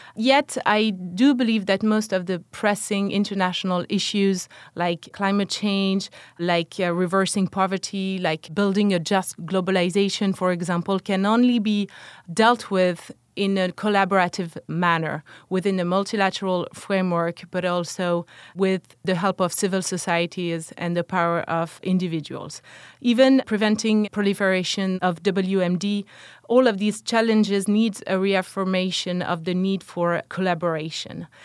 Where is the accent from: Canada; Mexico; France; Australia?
France; Dijon, Bourgogne-Franche-Comté; moved away; I grew up in France, in Dijon, which is the capital of the Dukes of Burgundy